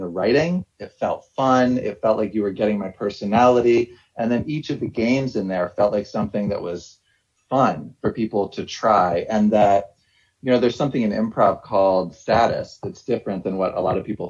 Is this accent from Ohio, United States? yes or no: yes; Ohio, United States; moved away as an adult; also born or lived in New York / Massachusetts; I'm from Ohio. I went to undergrad in Ohio.